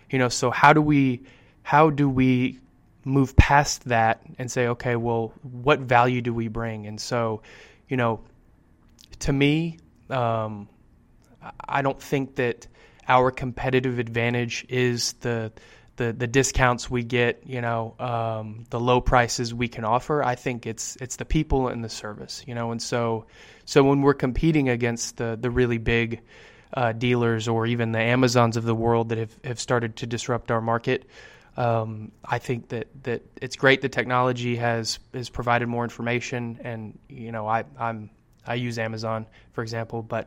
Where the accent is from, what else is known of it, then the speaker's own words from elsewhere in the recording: San Antonio, Texas, United States; I'm from San Antonio